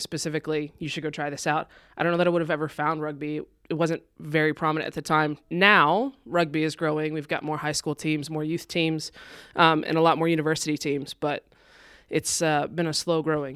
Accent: Texas, United States; moved away; I'm originally from Texas.

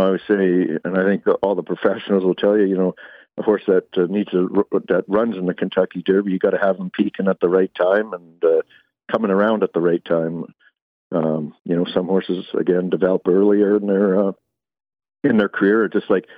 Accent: Calgary, Alberta, Canada; I was born and raised in Calgary, Alberta.

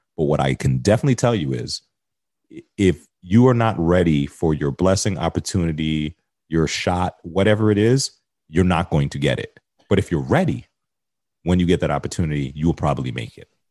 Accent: United States; moved away as an adult; now in Toronto, Canada; I'm an American in Canada

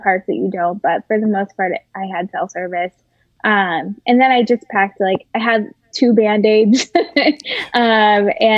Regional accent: Woburn, Massachusetts, United States; I'm from Woburn, Massachusetts

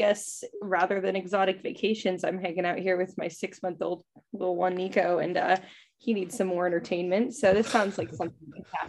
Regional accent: California, United States; So that's my like claim to fame growing up

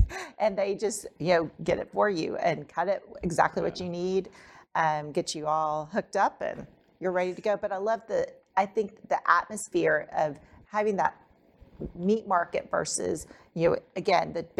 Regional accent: Florida, United States; moved away; back in my childhood where I grew up in Florida

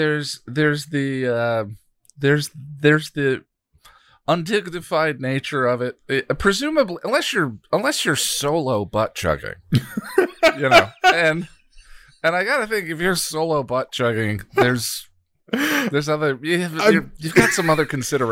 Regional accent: Colorado, United States; now in New York, United States; I'm not in Colorado. I'm in New York. But anyway, back to the butt chugging question. I you know growing up in Colorado, going to college in Colorado State University, a lot of partying.

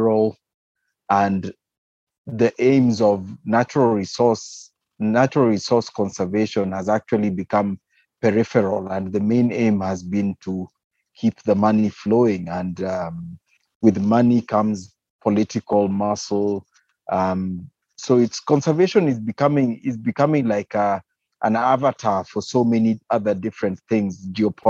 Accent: Kenya; I'm a Kenyan wildlife biologist.

